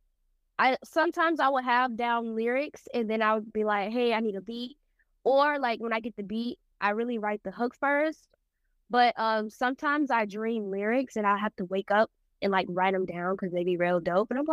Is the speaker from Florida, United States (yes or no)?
yes; Tampa, Florida, United States; I'm from Tampa, Florida.